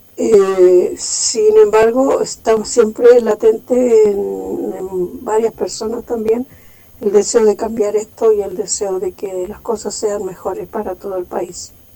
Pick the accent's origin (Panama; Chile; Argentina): Chile; nos motiva a nosotros como chilenos